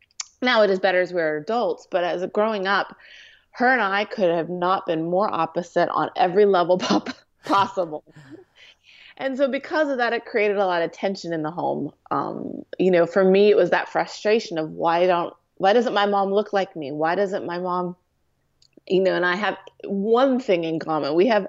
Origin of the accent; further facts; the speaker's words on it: California, United States; also born or lived in Santa Monica; But I was born in Santa Monica, California, and adopted to a great family in Orange County.